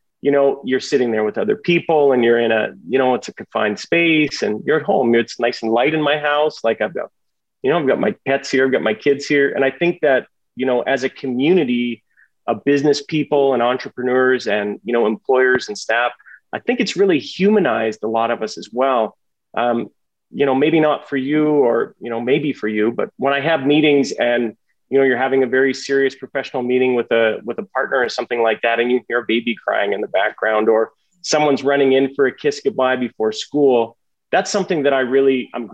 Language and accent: English; Canada